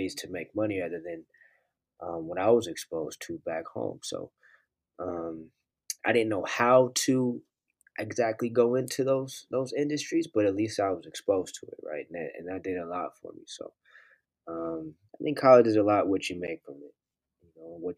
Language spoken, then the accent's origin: English; Oakland, California, United States; I grew up in Oakland